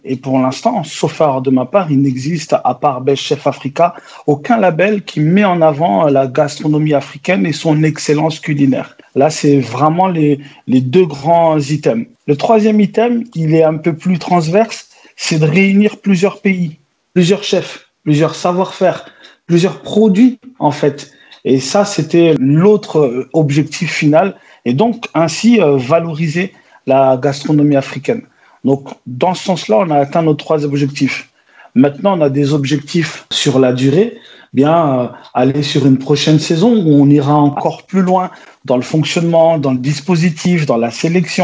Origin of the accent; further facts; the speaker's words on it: Besançon, Bourgogne-Franche-Comté, France; also born or lived in Angola / Paris; now in Bordeaux, France; J'ai grandi d'abord en province, dans une ville qui s'appelle Besançon.